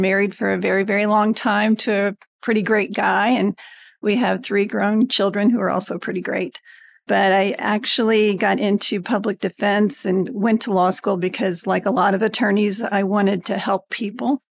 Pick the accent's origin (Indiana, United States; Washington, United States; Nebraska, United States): Indiana, United States; Greenwood; also born or lived in California; I was born and raised in Indiana. I grew up in Greenwood